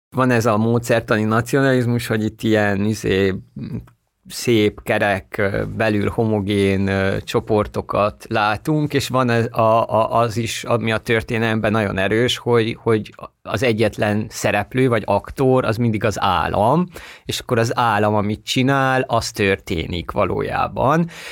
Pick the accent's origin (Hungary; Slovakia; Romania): Romania; Székely Land; moved away; also born or lived in Bucharest; ahol én születtem, Székelyföldön